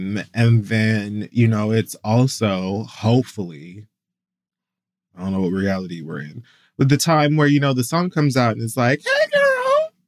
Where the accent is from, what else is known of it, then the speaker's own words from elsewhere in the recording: Miami, Florida, United States; you got to remember I'm from Miami.